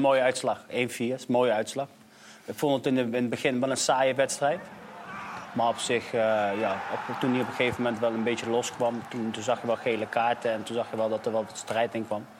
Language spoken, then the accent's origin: Dutch; Nijmegen, Gelderland, Netherlands; ik ben opgegroeid in Lindenholt in Nijmegen